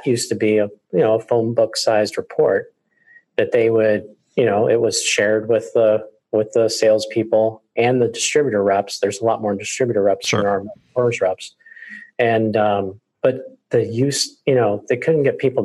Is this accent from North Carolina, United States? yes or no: yes; Raleigh, North Carolina, United States; my hometown in Raleigh